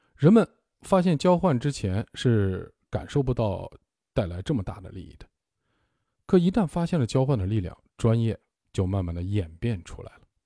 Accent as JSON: {"language": "Chinese", "country": "China", "also_born_or_lived": "Zhejiang", "said": "我们中国人"}